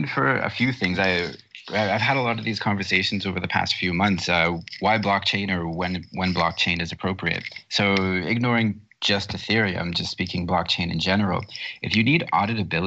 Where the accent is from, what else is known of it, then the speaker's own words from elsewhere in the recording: Canada; also born or lived in Toronto, Canada; I'm from Canada. I'm up north. I'm currently looking out my window at snow-covered rooftops in the city of Toronto.